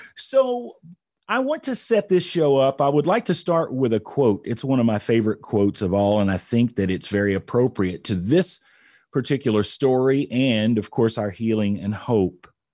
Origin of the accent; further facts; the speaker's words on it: Indianapolis, Indiana, United States; here in Indianapolis, Indiana, my hometown